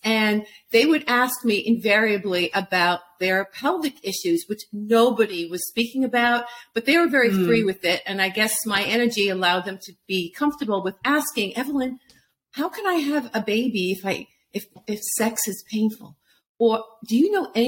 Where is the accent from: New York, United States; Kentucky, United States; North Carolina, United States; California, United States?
New York, United States; New York City; I'm from Brooklyn